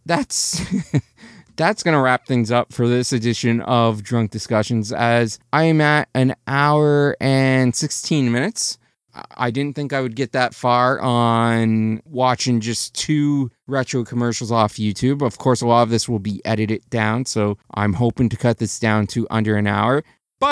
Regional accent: Canada; I'm Canadian.

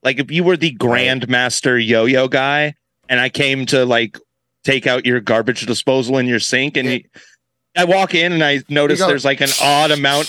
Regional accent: Titusville, United States; Where I grew up in Titusville

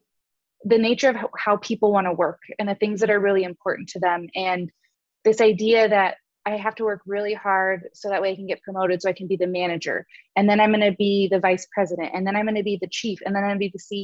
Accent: Southern California, United States; moved away as an adult; now in Madison, United States; I actually was born and raised in Southern California

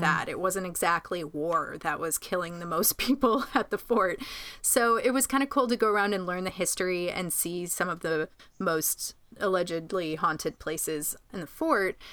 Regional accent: Groton, New York, United States; in my hometown of Groton, New York

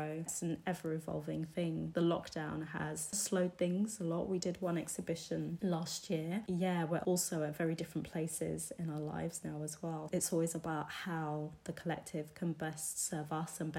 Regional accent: United Kingdom; being British

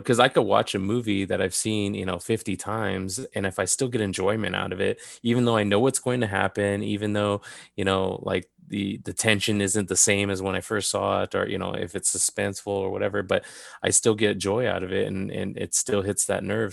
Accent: Southern California, United States; also born or lived in Downey / Montebello; I was born and raised in Southern California.

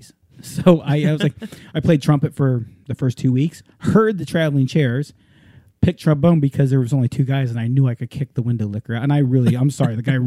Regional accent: Hawaii, United States; growing up in Hawaii

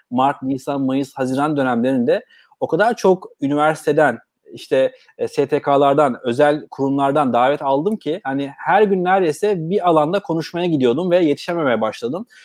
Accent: Bursa, Turkey; E, ben Bursalıyım. E, Bursa doğumluyum. 1985 e, Bursa'da dünyaya geldim. Ailem de Bursalı.

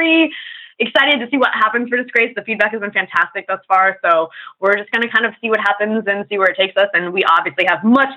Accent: San Diego, California, United States; also born or lived in Bay Area, California / United Kingdom / Atlanta; now in Los Angeles, United States; I was born in the Bay Area and grew up mostly in San Diego

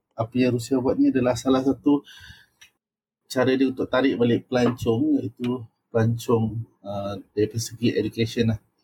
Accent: Seremban, Negeri Sembilan, Malaysia; aku daripada Seremban

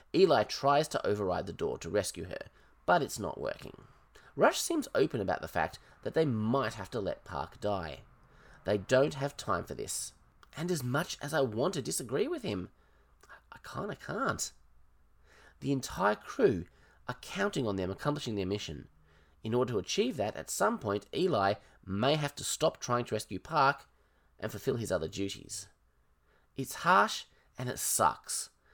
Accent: Australia; I'm Australian

